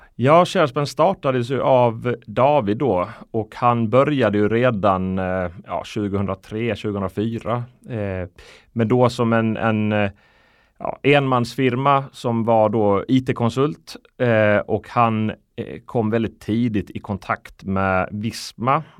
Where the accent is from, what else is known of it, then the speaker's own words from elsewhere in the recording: Sweden; also born or lived in Iceland; jag är född på Island mm. eh, 82. Flyttade till Sverige 91, nio år eh, gammal